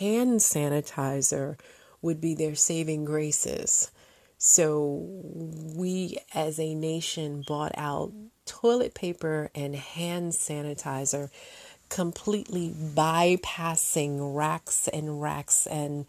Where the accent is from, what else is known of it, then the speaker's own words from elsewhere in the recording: United States; As an American